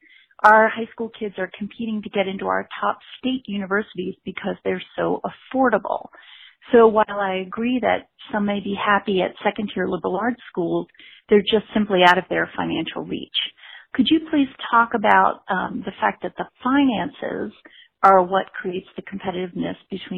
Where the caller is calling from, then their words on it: Virginia, United States; I'm calling from Virginia.